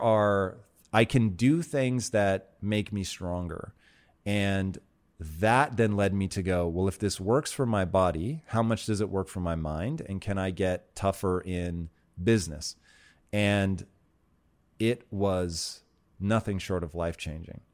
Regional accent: Tacoma, Washington, United States; I grew up in Tacoma, Washington, and Native American um, stuff there is really sort of a part of everyday culture

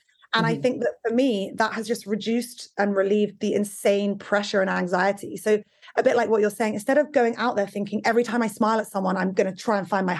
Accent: England, United Kingdom; that's because I come from Britain.

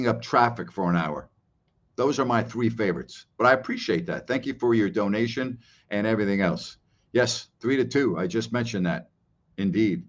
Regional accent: New York, United States; now in Florida, United States; I grew up in New York where I was used to humidity

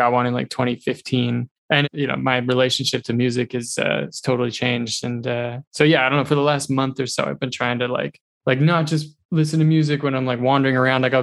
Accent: New Hampshire, United States; moved away as an adult; also born or lived in Montreal, Canada; I grew up in New Hampshire

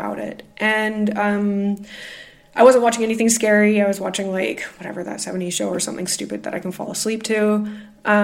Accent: Canada; now in Glasgow, United Kingdom; I am the Canadian living in Glasgow, UK

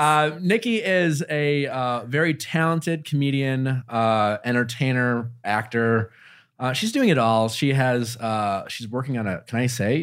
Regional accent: Wisconsin, United States; I grew up in Wisconsin

